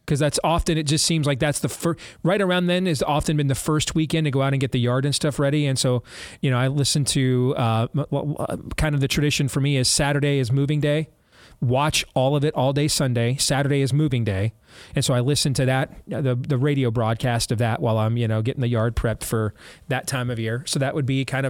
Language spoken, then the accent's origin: English; Michigan, United States; I grew up in Michigan